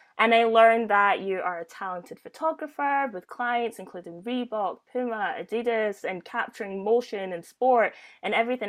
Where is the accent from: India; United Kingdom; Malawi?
United Kingdom; Glasgow, Scotland; I'm from Glasgow.